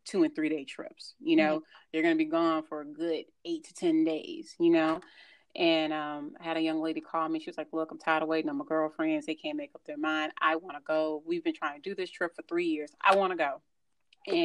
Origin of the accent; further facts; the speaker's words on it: Houston, Texas, United States; we're from Houston